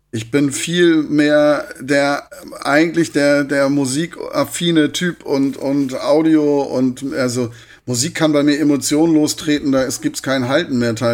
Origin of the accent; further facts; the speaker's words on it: Hamburg, Germany; born there; now in Darmstadt, Germany; Ich bin jetzt in Darmstadt, ist eine Kleinstadt ne, mit 130. Also für einen gebürtigen Hamburger ist das eine Kleinstadt.